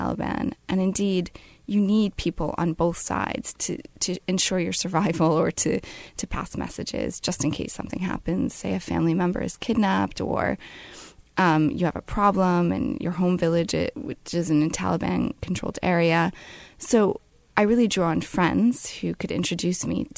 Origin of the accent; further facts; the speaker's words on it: United States; my being an American